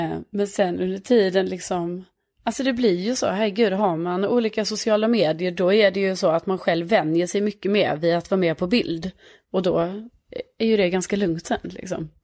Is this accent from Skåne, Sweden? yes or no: yes; Lund, Skåne, Sweden; accent: Skånska; moved away as an adult; now in Stockholm, Sweden; jag är från Lund men bor i Stockholm.